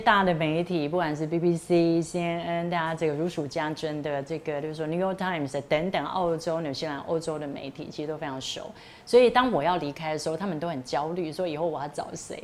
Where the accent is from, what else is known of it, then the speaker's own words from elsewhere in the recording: Hualien County, Taiwan; moved away; also born or lived in Taichung; 其实我就是花莲的小孩